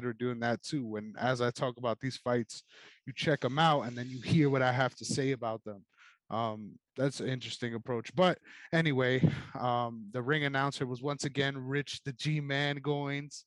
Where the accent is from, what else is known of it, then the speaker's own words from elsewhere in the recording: New York, United States; I'm someone from New York